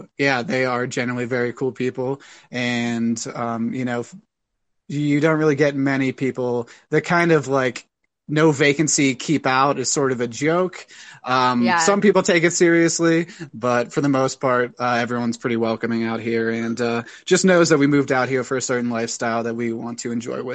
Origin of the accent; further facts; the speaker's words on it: Pittsburgh, Pennsylvania, United States; also born or lived in San Francisco; now in Colorado, United States; I'm originally from Pittsburgh, Pennsylvania, moved out to San Francisco, tour guided, and I've been out here for about 2 years now.